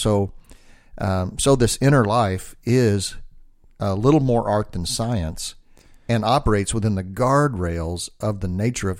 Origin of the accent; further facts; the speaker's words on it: the South, United States; well, I'm from the South, so you probably assume I'm an idiot.